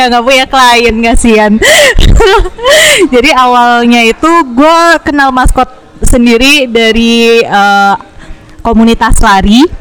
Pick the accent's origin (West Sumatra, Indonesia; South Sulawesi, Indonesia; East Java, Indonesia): East Java, Indonesia; Surabaya; Halo semuanya … Gue asalnya dari Surabaya.